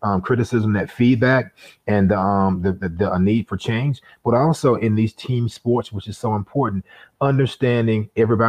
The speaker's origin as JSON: {"language": "English", "town": "Delray Beach", "region": "Florida", "country": "United States", "tie": "born or raised there", "said": "born and raised in Delray Beach, Florida, Palm Beach County"}